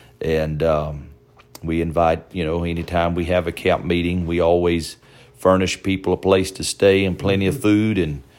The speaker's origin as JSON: {"language": "English", "region": "Florida", "country": "United States", "said": "I'm not Native American as far as, you know, I'm originally from South Florida."}